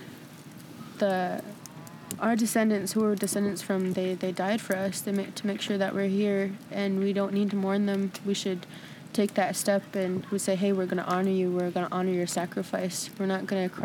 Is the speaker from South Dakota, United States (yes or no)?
yes; Eagle Butte, Cheyenne River Sioux Reservation, South Dakota, United States; I'm from Ingeboot, South Dakota, Shiner River Sioux Reservation